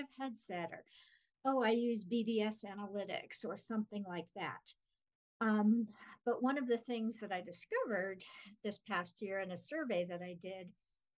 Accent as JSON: {"language": "English", "town": "Los Angeles", "region": "California", "country": "United States", "tie": "born or raised there", "moved": "yes", "lives_now": "Denver, United States", "said": "I grew up in Los Angeles, so I'm one of the people that Denver people hate"}